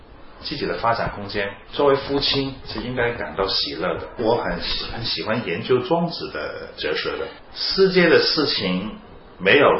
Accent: China; 我们作为中国人的一分子，我们可以做一些什么？

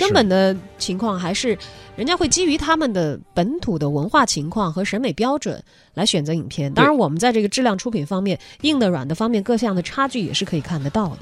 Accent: China; 我们中国人

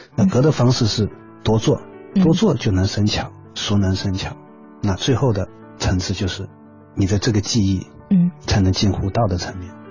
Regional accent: China; 这是我们中国人独特的这种哲学思想，

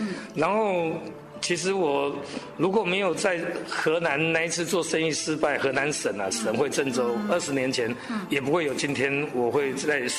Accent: Taipei, Taiwan; 然后就在台北嘛，台北的小孩子，然后从小就在台北长大

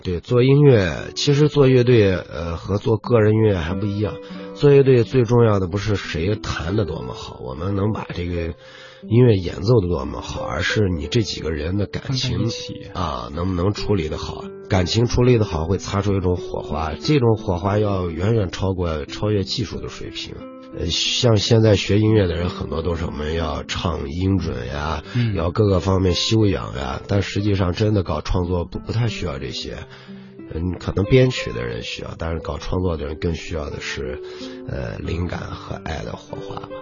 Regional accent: Ningxia, China; 我们不是来自宁夏的嘛

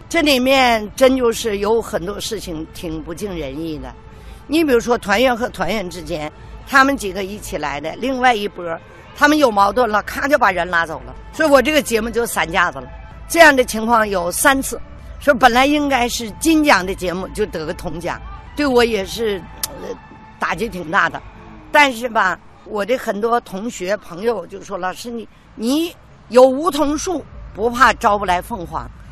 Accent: Heilongjiang, China; 一段唱我的家乡新乡房，一段唱哈尔滨，一段唱黑龙江。

